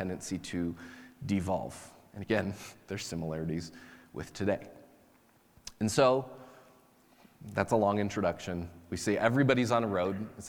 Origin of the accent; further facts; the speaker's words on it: United States; by nature of being American